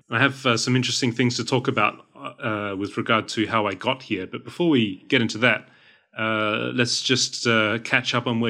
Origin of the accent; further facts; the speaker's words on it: Sweden; here I am from Northern Europe, the lovely country of Sweden.